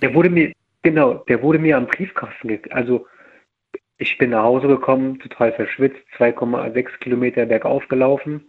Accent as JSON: {"language": "German", "area": "near Mainz", "region": "Rhineland-Palatinate", "country": "Germany", "said": "ich komme aus Rheinland-Pfalz"}